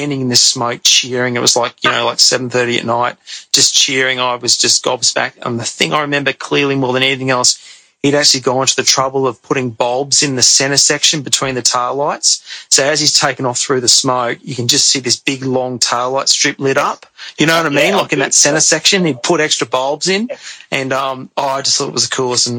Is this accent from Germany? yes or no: no; Brisbane, Queensland, Australia; I grew up in the Gap in Brisbane